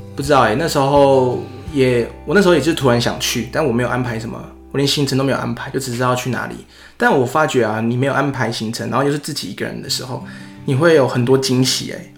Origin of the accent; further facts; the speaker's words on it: Taiwan; 我们台湾人的 口味